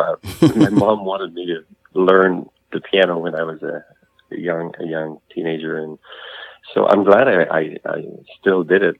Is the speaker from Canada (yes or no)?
yes; Montreal, Quebec, Canada; So that's where I come from. I was born in Montreal.